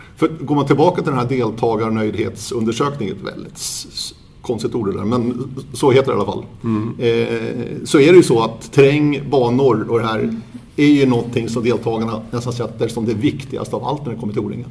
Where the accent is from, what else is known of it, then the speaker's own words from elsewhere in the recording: Södertörn, Stockholm County, Sweden; Jag är uppvuxen på Södertörn